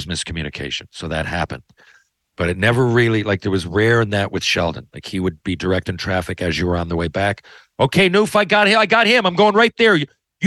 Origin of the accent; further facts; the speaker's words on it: Newfoundland and Labrador, Canada; it's probably hard to understand me as a Newfoundlander